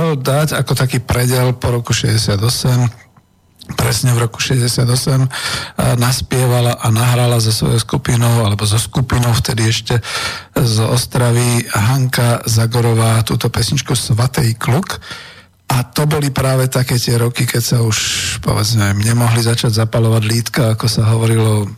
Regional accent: Bratislava, Bratislava Region, Slovakia; narodil som sa v Československej socialistickej republike, v Bratislave, hlavnom mestom Slovenskej socialistickej republiky

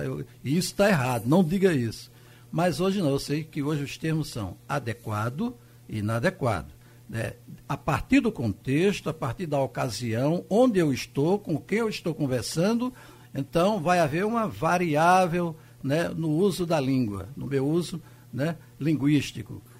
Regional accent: Afogados da Ingazeira, Pernambuco, Brazil; also born or lived in Carnaíba; eu nasci em Carnaíba e fiquei muito tempo em Afogados, na Engazeira

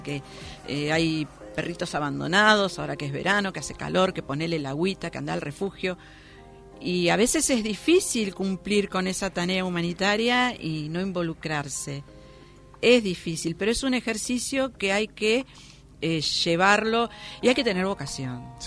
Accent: Argentina

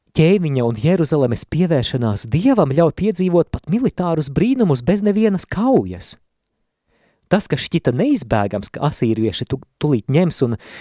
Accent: Latvia

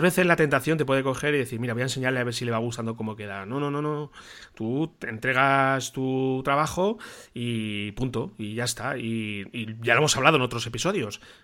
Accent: Toledo, Castilla-La Mancha, Spain; como toledano de aquí, de la ciudad donde vivo

